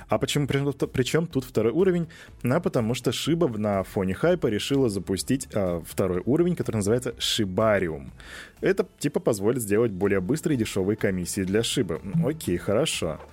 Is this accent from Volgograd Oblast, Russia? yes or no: yes; Volgograd, Volgograd Oblast, Russia; Я из Волгограда